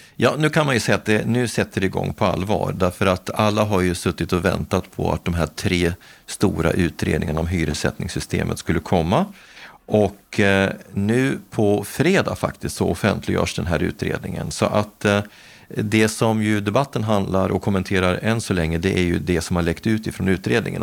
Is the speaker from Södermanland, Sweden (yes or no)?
no; Gävle, Gävleborg County, Sweden; min hemstad Gävle